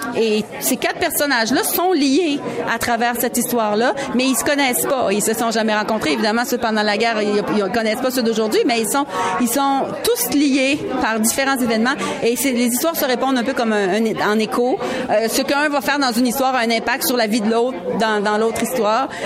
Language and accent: French; Quebec, Canada; accent: Québécois; notre accent québécois passait assez inaperçu